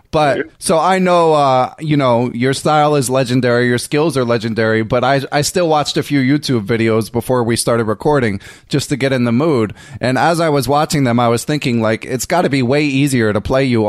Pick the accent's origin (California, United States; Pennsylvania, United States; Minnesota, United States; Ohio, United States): Pennsylvania, United States; Philadelphia; I grew up in Philly, and I'm a couple years older than you, so the hustling scene was not quite as intense, but I was like middle class growing up